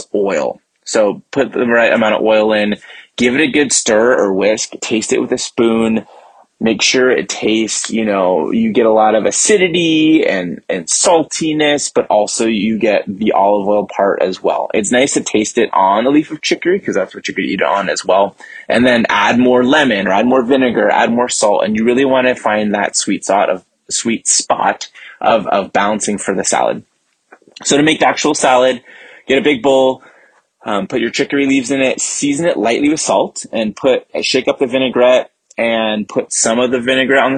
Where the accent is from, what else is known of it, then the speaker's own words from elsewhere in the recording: San Francisco Bay Area, California, United States; I am from the San Francisco Bay Area